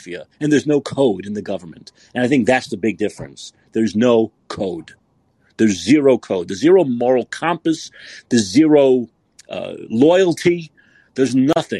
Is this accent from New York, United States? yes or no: yes; New York City, New York, United States; I'm from Brooklyn